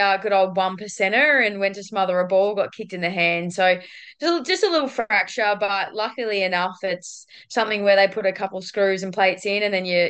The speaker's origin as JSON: {"language": "English", "town": "Ballarat", "region": "Victoria", "country": "Australia", "tie": "born or raised there", "also_born_or_lived": "Queensland / Port Adelaide", "moved": "as an adult", "lives_now": "Geelong, Australia", "said": "I'm not actually a Queenslander. I'm actually originally from Ballarat."}